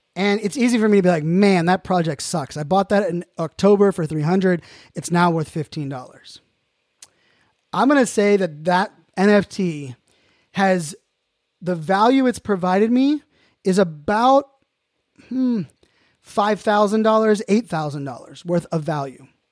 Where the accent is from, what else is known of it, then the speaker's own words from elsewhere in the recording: Pittsburgh, Pennsylvania, United States; I'm from Pittsburgh